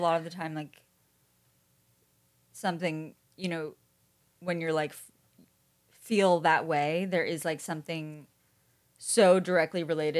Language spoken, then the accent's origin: English; New York, United States; I'm from New York.